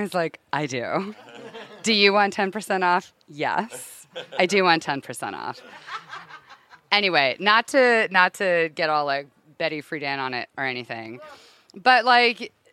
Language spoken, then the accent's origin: English; Connecticut, United States; now in Los Angeles, United States; I'm from Connecticut, but I live in LA.